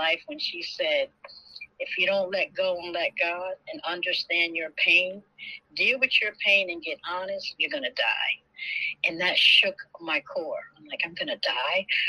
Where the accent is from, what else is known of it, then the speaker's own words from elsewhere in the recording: Connecticut, United States; moved away as an adult; also born or lived in New Haven / Atlanta; I'm from Bayview, Connecticut. I left Connecticut, relocated